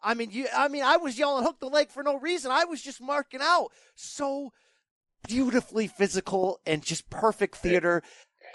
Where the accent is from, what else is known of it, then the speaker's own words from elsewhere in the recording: Connecticut, United States; I grew up in Connecticut